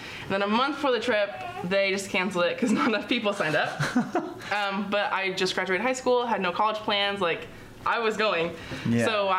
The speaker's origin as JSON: {"language": "English", "town": "Lake Stevens", "region": "Washington", "country": "United States", "said": "I'm from Lake Stevens, Washington."}